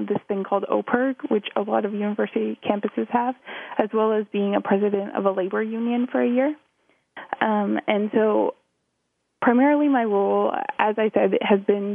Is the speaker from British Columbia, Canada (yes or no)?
no; Thornbury, Ontario, Canada; also born or lived in Ottawa, Canada; I grew up in Thornbury, Ontario, which is a small town 2.5 hours west of Toronto